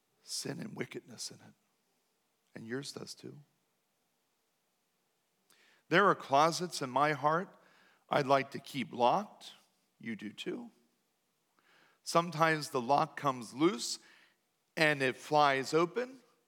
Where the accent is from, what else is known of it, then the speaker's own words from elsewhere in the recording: New Danville, Pennsylvania, United States; Now, I was raised right in New Danville, where I was taught that you just don't say certain things out loud.